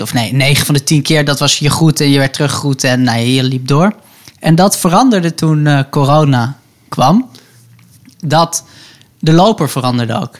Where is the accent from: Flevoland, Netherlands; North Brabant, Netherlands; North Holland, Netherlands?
North Holland, Netherlands; Hilversum; ik ben opgegroeid in, in Hilversum, Hilversum bij het Gooi.